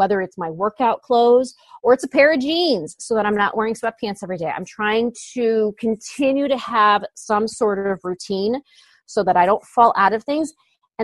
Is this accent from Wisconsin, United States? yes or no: no; Northwest Indiana, United States; We're from Northwest Indiana